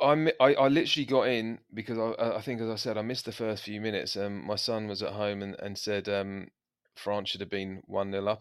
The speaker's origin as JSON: {"language": "English", "region": "England", "country": "United Kingdom", "said": "we're English"}